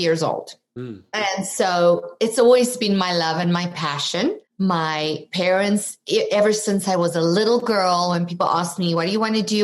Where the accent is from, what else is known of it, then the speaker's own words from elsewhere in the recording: South Africa; moved away as an adult; now in United States; you might detect an accent. I'm from South Africa originally.